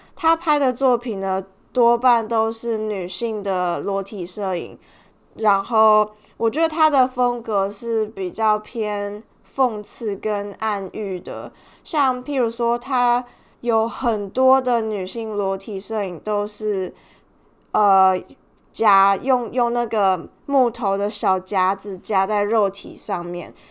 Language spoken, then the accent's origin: Chinese; Tainan, Taiwan; now in Melbourne, Australia; 我们是同乡人，就是我们都是台南人